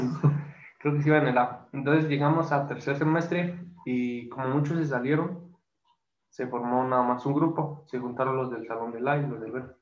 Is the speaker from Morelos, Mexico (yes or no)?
no; Toluca, State of Mexico, Mexico; como yo soy de Toluca